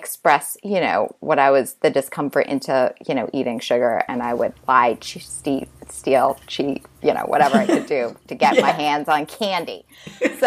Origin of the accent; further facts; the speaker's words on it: Boston, Massachusetts, United States; now in New York City, United States; I grew up in Boston